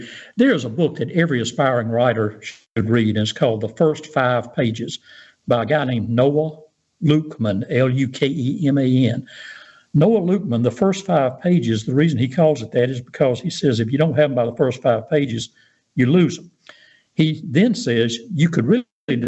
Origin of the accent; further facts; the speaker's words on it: Pascagoula, Mississippi, United States; I grew up in North Pascagoula.